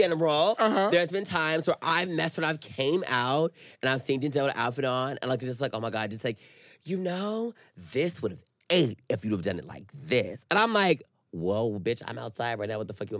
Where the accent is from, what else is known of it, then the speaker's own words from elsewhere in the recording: the South, United States; moved away; Even growing up in the South, you care about everybody's opinion.